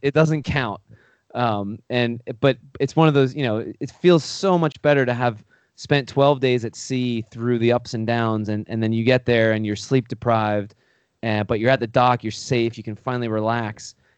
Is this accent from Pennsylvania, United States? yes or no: yes; Pennsylvania, United States; I grew up in Pennsylvania, um, on a horse farm